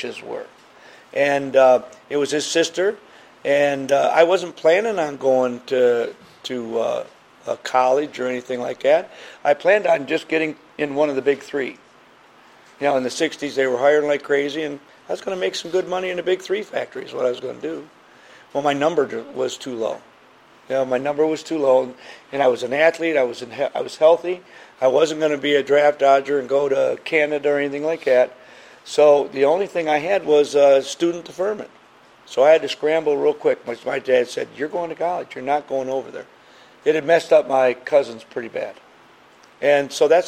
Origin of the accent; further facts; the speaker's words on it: Michigan, United States; back in the 50s when you grew up, you had neighborhoods. I'm from Michigan, and there was no fences, so we would all meet in the backyards.